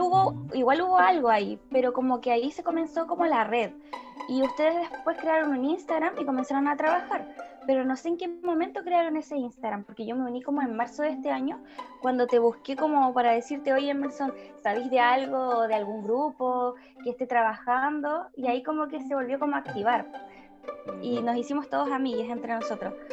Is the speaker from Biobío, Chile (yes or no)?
no; Osorno, Los Lagos, Chile; Somos de Osorno